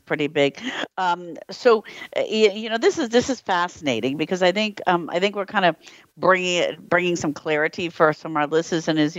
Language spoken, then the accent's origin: English; United States; now in Europe; as American living in Europe